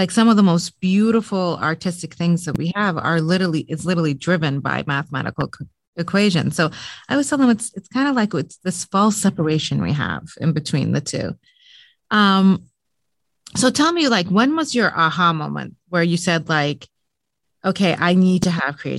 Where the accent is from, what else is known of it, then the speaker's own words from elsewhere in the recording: Lebanon; also born or lived in Middle East; I actually grew up in the Middle East. I grew up in Lebanon. I'm originally Lebanese and Muslim as well.